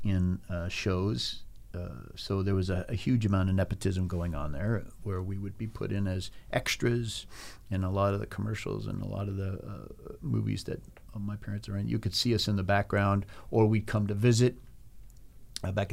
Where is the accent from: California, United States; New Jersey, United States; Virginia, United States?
California, United States; Los Angeles; moved away as an adult; also born or lived in New York City / Canada; now in Vancouver, Canada; all of us growing up in Pacific Palisades.